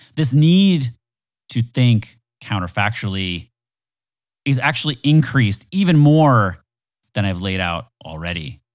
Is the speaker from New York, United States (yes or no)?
no; Florida, United States; I'm from Florida